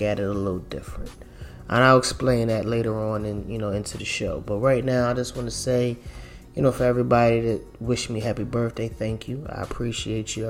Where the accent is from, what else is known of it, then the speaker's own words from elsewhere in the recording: Philadelphia, Pennsylvania, United States; I grew up in Philadelphia